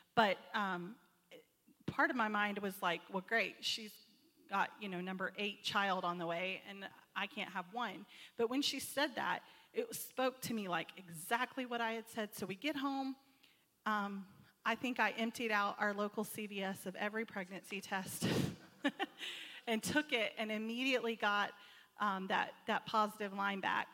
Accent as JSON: {"language": "English", "region": "Texas", "country": "United States", "said": "I'm not from Arkansas. Um, I'm, I'm from Texas"}